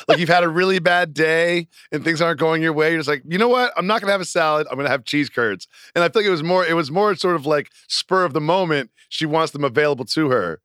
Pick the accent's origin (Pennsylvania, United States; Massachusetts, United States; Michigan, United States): Massachusetts, United States; I'm from Massachusetts